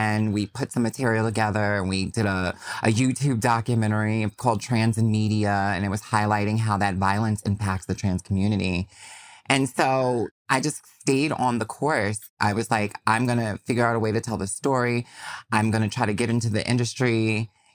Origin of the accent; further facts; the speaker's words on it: New York, United States; as a New Yorker